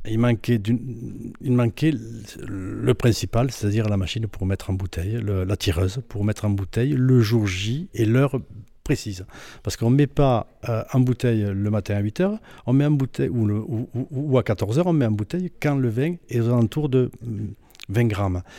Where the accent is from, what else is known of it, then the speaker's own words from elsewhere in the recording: Roquetaillade, Occitania, France; je suis originaire de Rocotaillade. Je suis né à Rocotaillade. J'ai récupéré la maison familiale euh, là où j'habite actuellement